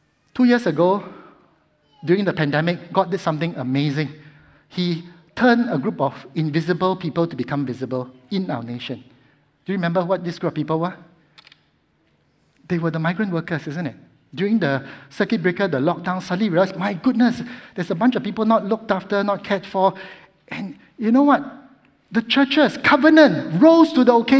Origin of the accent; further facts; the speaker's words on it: Singapore; as a Singaporean